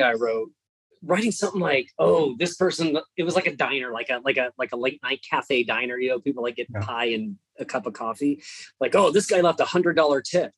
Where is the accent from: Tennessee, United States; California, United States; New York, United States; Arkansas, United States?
California, United States; moved away as an adult; now in Texas, United States; I grew up in California, but I've been in Texas for holy cow since 2006